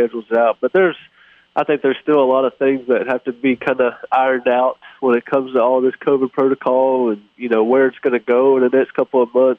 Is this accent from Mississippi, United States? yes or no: yes; Hattiesburg, Mississippi, United States; this is my hometown. I grew up in Hattiesburg